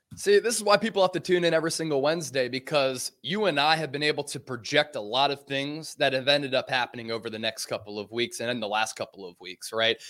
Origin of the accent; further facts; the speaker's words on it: Northeast, United States; now in Dallas, United States; I grew up in the Northeast